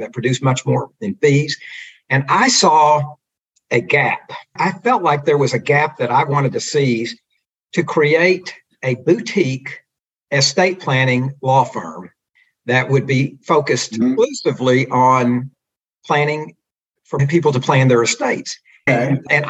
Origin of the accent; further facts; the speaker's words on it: Fort Worth, Texas, United States; I grew up in Fort Worth, and I took off for UT